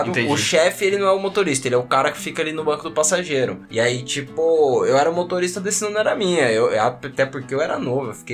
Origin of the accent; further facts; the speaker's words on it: Brazil; mais culacho, porque aí, como bom brasileiro, eu meti a carteirada, né?